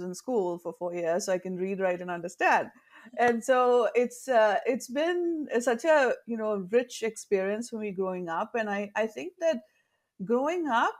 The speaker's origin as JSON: {"language": "English", "region": "northern India", "country": "India", "tie": "born or raised there", "said": "So I'm originally from India, from the southern part of India, but I grew up, my first, I want to say 12, 13 years of my life were spent in the northern part of the country."}